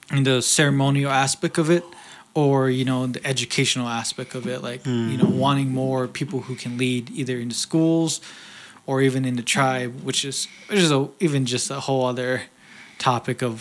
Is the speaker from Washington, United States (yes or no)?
no; Leupp, Arizona, United States; I'm from Leupp